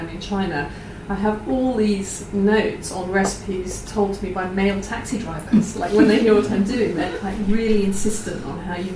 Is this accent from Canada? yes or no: no; Oxford, South East England, United Kingdom; I grew up in Oxford